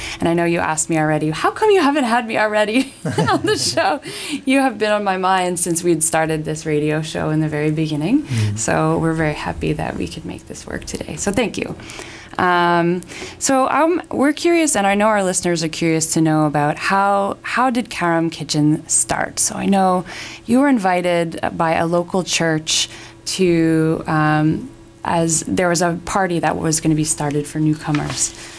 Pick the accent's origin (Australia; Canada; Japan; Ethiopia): Canada; This is something that I found really interesting and didn't know about as a Canadian, and that's something really cool.